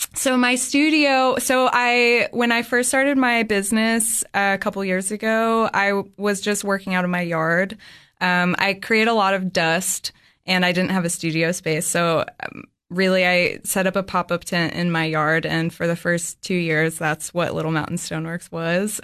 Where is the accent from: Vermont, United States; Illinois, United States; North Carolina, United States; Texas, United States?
Vermont, United States; Dorset; also born or lived in Boston; now in Cookeville, United States; I grew up in southern Vermont in a really small town called Dorset, uh, close to the New York